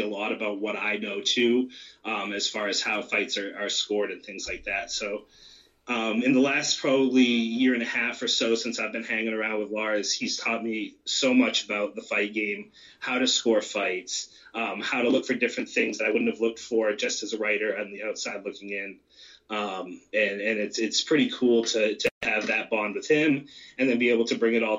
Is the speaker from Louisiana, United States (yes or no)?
no; York, Maine, United States; I'm from York.